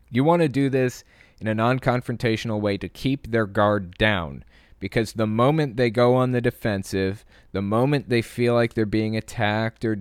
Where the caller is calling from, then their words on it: California, United States; Hi, Owen. … I'm from Bay Area, California.